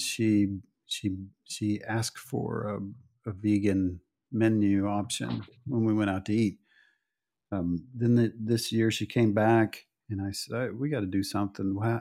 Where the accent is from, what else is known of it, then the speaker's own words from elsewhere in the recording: Oklahoma, United States; moved away; I came from Oklahoma